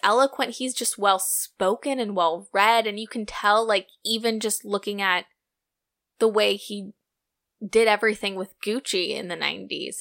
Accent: United States; I'm so American

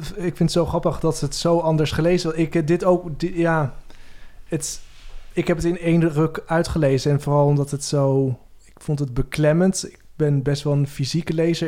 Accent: Veendam, Groningen, Netherlands; moved away as an adult; also born or lived in Amsterdam; Ik kwam uit Veenda, ook zo'n gelovig dorp

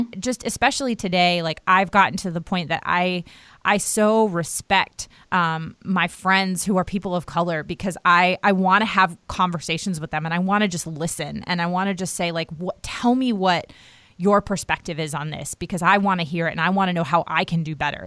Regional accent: outside Washington D.C., Maryland, United States; now in North Carolina, United States; I grew up right outside of Washington D.C.

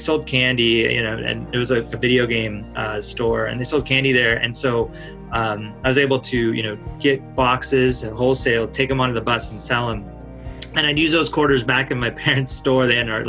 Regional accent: California, United States; Yeah, grew up most of my life in Southern California. My family's from there. Moved around a bit as a kid, as my dad was in the Air Force

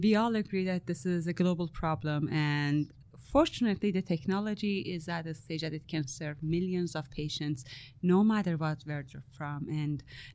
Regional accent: Iran; now in Canada; I'm Iranian Canadian. So I was born in Iran

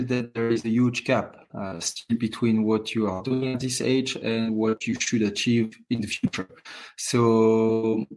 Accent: Courchevel, Auvergne-Rhône-Alpes, France; also born or lived in Moûtiers; I grew up in Courchevel in the family hotel my whole life, and now I'm more on the circus and away from Courchevel, but still, it's still my hometown.

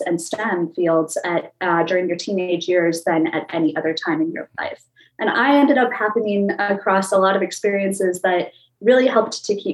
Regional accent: Minnesota, United States; I grew up in Minnesota, which being a very Midwest landlocked state

